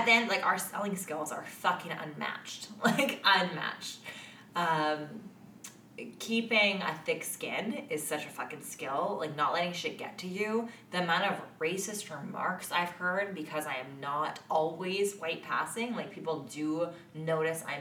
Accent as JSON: {"language": "English", "country": "Canada"}